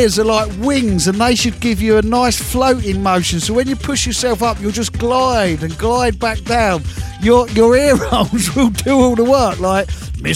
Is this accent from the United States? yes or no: no; London, United Kingdom; I'm a Londoner.